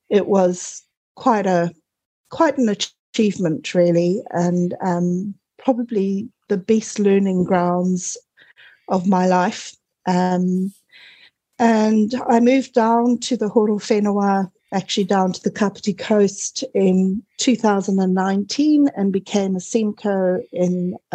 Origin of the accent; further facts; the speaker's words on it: Zimbabwe; moved away as an adult; also born or lived in Cape Town, South Africa / United Kingdom; now in New Zealand; I was actually born in Zimbabwe during the War of Independence